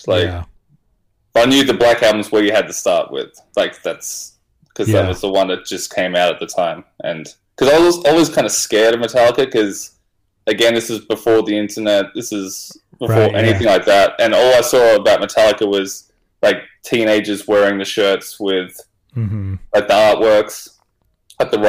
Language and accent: English; Australia; I'm from Australia